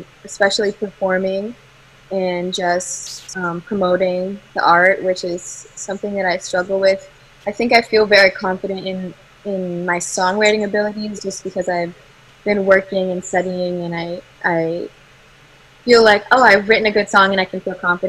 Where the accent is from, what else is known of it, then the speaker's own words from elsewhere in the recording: United States; I've grown up in America